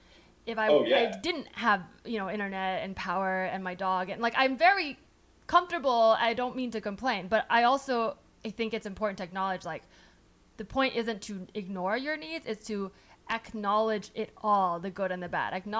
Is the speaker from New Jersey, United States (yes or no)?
no; San Francisco Bay Area, California, United States; also born or lived in New York; I grew up in the Bay and it was like very Democrat.